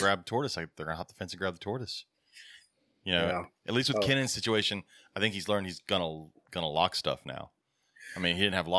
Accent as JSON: {"language": "English", "region": "Ontario", "country": "Canada", "said": "I'm from Ontario, Canada, and the black dragon"}